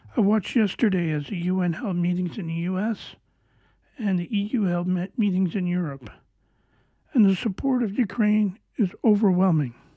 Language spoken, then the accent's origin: English; Canada; I am Canadian.